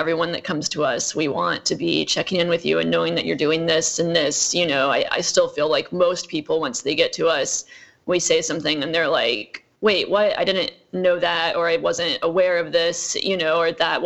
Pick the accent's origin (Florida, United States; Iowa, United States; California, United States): Iowa, United States; moved away as an adult; also born or lived in Utah / New York; So I grew up in Iowa. I was born in Utah. I grew up in Iowa.